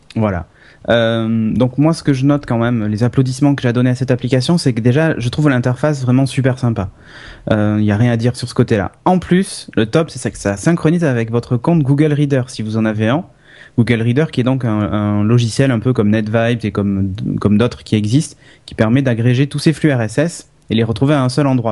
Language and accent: French; France; je suis français